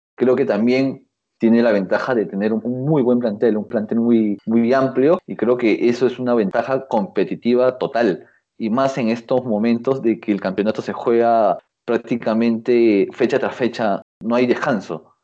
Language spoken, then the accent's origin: Spanish; Lima, Peru; yo soy de Mirones